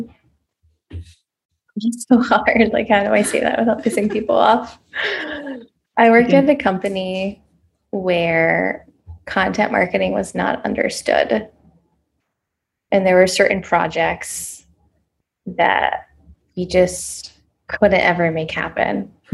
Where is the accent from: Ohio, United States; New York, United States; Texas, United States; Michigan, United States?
Ohio, United States; Columbus; moved away; in Columbus, Ohio, where I was at the time and where my hometown is